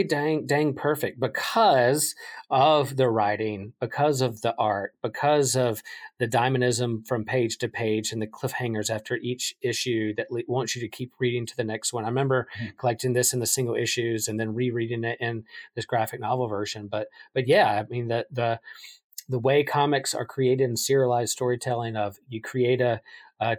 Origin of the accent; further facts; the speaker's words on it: Wilmington, North Carolina, United States; I grew up in North Carolina, a North Carolina basketball fan who from Wilmington went to E.A. Laney High School